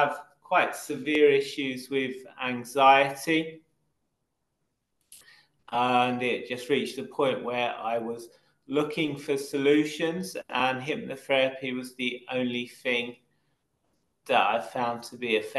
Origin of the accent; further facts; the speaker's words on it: United Kingdom; accent: London accent; I'm from Britain. About 20 miles from central London. So my accent is a kind of London accent.